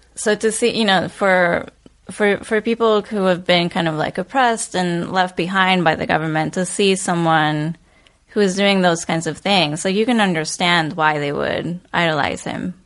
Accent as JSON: {"language": "English", "region": "Bogotá", "country": "Colombia", "tie": "born or raised there", "also_born_or_lived": "Chicago", "moved": "yes", "said": "Born and raised in Bogota."}